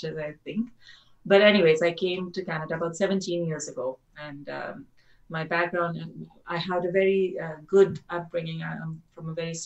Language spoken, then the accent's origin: English; Delhi, India; moved away as an adult; also born or lived in Australia; I'm from India originally, mm-hmm. from Delhi. I'm a Delhi girl